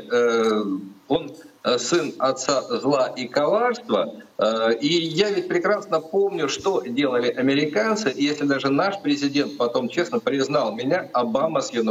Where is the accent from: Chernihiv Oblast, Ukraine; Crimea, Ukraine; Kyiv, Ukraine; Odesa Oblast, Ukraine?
Crimea, Ukraine